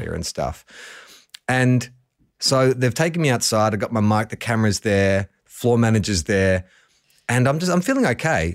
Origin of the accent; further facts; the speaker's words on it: Melbourne, Victoria, Australia; I grew up in Melbourne